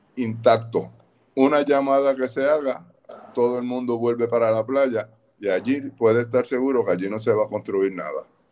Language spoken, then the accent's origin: Spanish; Puerto Rico; also born or lived in Rincón; como puertorriqueño, como profesional